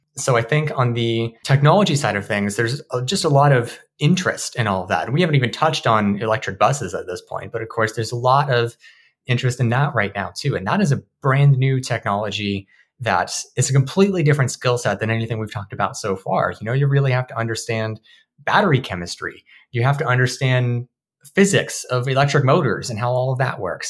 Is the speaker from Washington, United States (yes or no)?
yes; Marysville, Washington, United States; I'm from Marysville, which is a very different built environment compared to Seattle.